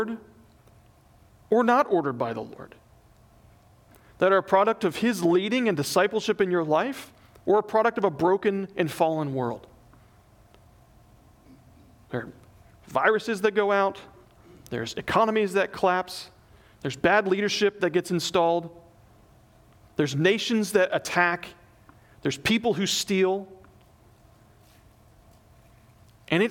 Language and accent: English; the South, United States; moved away; I grew up in the South